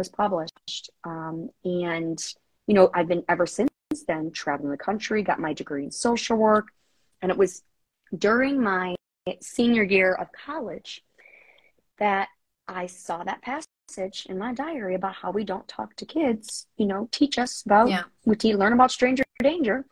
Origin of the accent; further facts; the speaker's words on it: Illinois, United States; my home state of Illinois